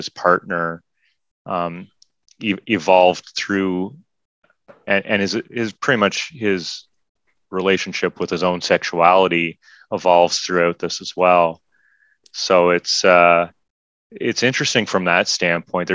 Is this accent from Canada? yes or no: yes; Canada; as a Canadian